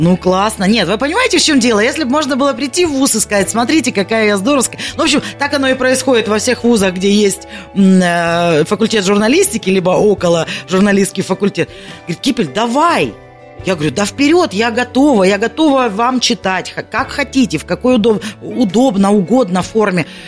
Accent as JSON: {"language": "Russian", "region": "Kalmykia", "country": "Russia", "tie": "born or raised there", "moved": "yes", "lives_now": "Krasnodar, Russia", "said": "родилась я в Калмыкии"}